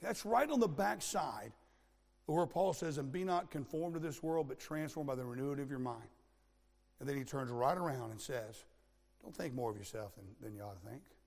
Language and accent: English; Florida, United States; I grew up in Florida